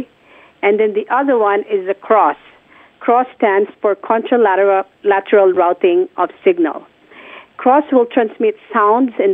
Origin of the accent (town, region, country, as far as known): Philippines; born or raised there; moved away